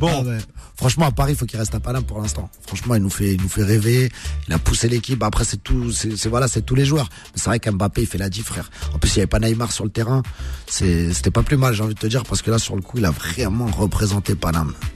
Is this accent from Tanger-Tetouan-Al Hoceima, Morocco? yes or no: no; Casablanca, Casablanca-Settat, Morocco; on est originaire de Casa